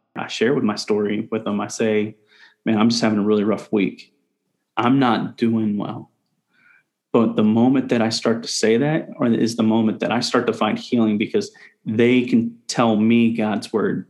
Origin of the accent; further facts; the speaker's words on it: Indianapolis, Indiana, United States; moved away as an adult; also born or lived in Shelbyville, Indiana; now in Houston, United States; I grew up in Indianapolis, Indiana for about nine years, and then I moved out to Shelbyville